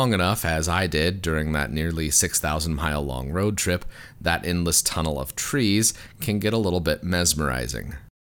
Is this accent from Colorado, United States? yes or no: yes; Colorado, United States; moved away; also born or lived in Fargo, North Dakota; I'm used to the wide open expanses of my home state of Colorado and of the West in general.